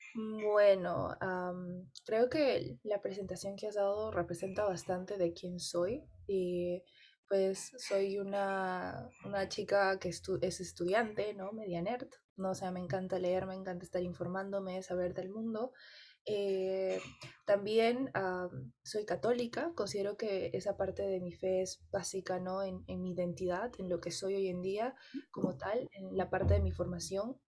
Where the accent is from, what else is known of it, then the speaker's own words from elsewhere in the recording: Peru; en mi país